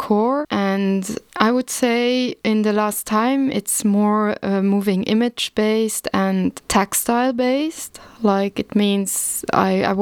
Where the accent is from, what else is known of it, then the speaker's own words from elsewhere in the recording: Luxembourg; also born or lived in The Hague, Netherlands / Leipzig, Germany; I was born in Luxembourg and I grew up in Luxembourg in the rural area, in the countryside